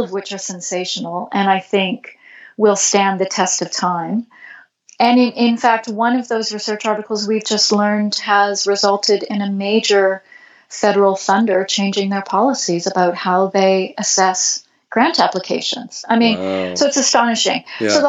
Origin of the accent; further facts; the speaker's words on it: Canada; I'm Canadian